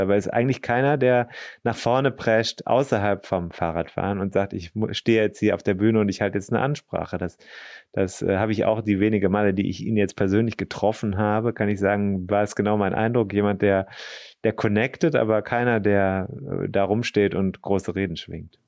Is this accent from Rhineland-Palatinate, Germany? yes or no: yes; Rhineland-Palatinate, Germany; ich bin ja in Rheinland-Pfalz zur Schule gegangen